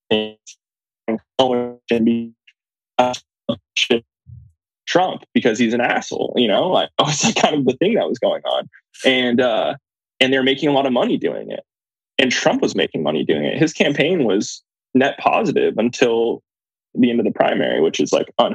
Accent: California, United States; moved away; also born or lived in New York / Indiana; I grew up in Kauai, California

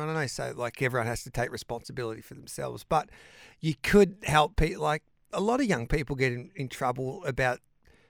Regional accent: Mildura, Victoria, Australia; moved away; My old town was Mildura

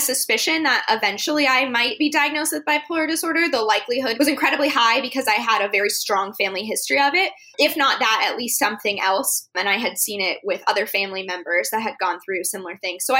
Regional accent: Arizona, United States; I grew up in Arizona

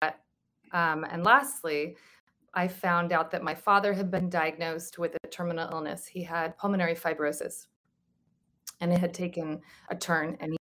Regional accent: Santa Monica, California, United States; I was born on October 7th, 1974 in Santa Monica

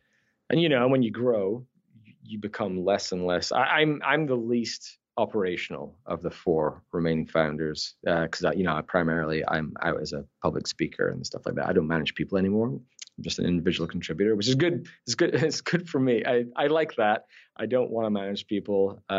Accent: Scotland, United Kingdom; accent: Scottish Canadian; also born or lived in Newcastle, United Kingdom; I was actually born in the north of England. I'm a Geordie, Newcastle, but I moved to Scotland when I was 10.

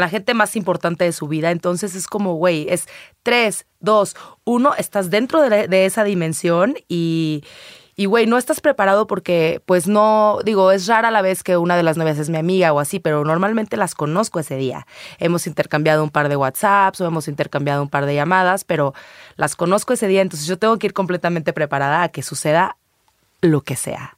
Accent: Guadalajara, Jalisco, Mexico; pero soy tapatía. Ahí nací, ahí crecí

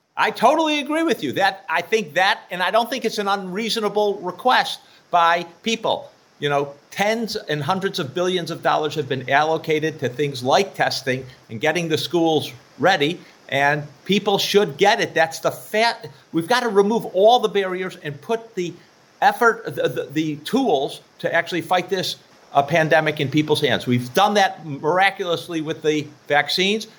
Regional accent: West Virginia, United States; I'm from West Virginia

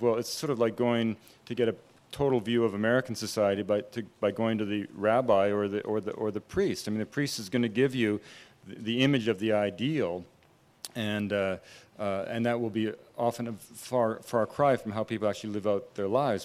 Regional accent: British Columbia, Canada; I grew up in British Columbia

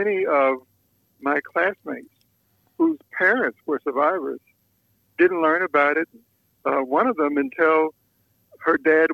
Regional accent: Tulsa, Oklahoma, United States; I grew up, was born and raised in Tulsa

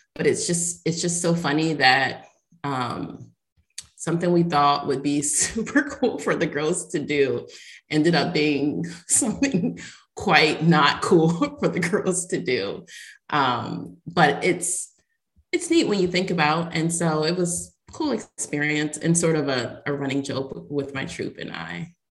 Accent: Ohio, United States; now in Tampa, United States; I was born in Ohio

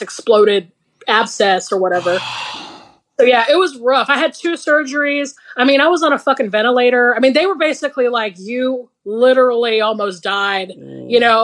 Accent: Georgia, United States; now in Los Angeles, United States; I'm from Georgia. You know how I say shit

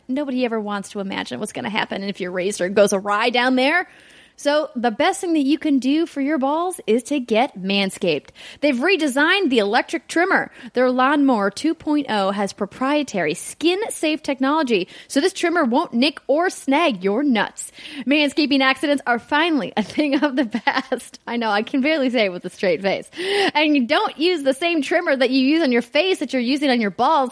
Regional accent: Fargo, North Dakota, United States; moved away; my hometown of Fargo, North Dakota

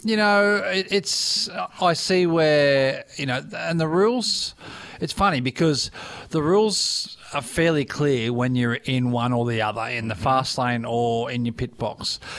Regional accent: Daisy Hill, Queensland, Australia; I'm not from Logan. I'm I'm on the hills. I'm Daisy Hill

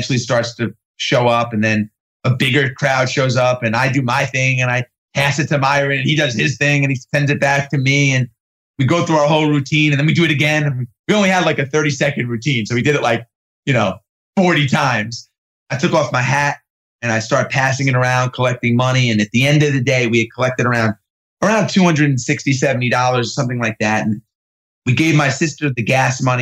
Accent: New York, United States; also born or lived in California; I grew up in New York in the 80s

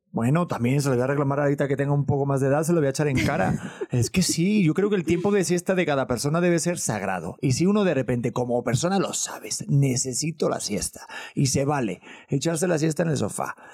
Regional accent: Cholula, Puebla, Mexico; yo soy de Cholula, Puebla

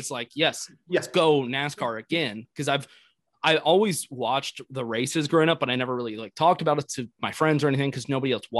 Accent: Austin, Texas, United States; also born or lived in Eastern North Carolina / Houston, Texas; So I lived in Houston, Texas for quite a while. I grew up around here in Austin, Texas, most of my life. And then went to college down in Houston, University of Houston.

